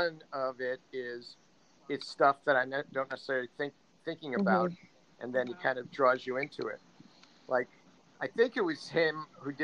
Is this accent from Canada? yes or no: no; United States; now in Spain; as an American